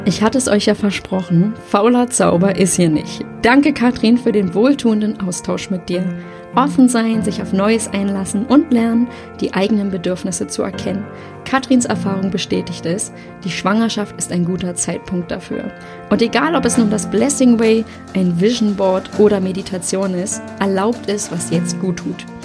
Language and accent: German; Berlin, Germany; ich komme ja nur aus Berlin-Friedrichshain